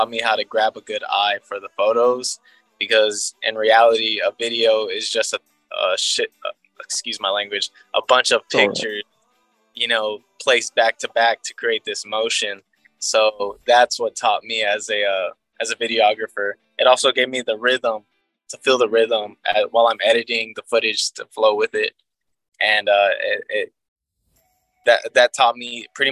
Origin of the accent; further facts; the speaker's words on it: Houston, Texas, United States; I'm originally from Houston